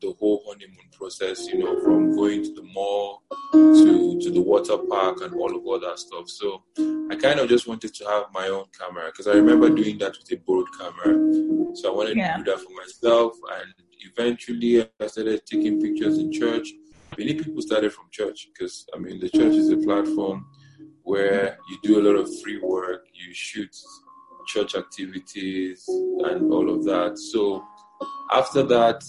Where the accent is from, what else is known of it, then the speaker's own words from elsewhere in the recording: Niger State, Nigeria; also born or lived in Abia State; I was born and raised in the north. I was born and raised in Niger State.